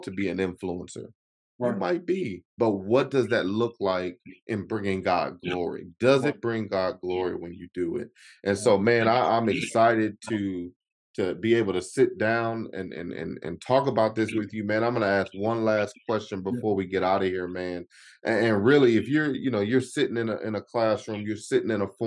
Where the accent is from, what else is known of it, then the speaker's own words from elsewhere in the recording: Chicago, Illinois, United States; I'm originally from Chicago